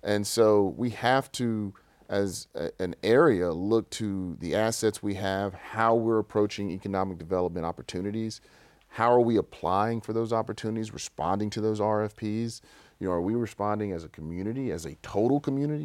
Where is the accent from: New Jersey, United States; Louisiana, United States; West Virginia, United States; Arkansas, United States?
Louisiana, United States; Shreveport; I grew up in West Shreveport, right on Pines Road